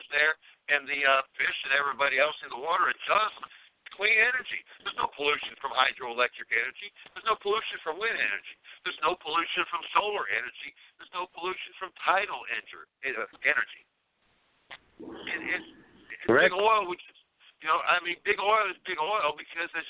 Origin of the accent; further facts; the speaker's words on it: Hammond, Indiana, United States; moved away; also born or lived in Kentucky / Newton County, Indiana; we grew up in Hammond, Indiana, right outside Chicago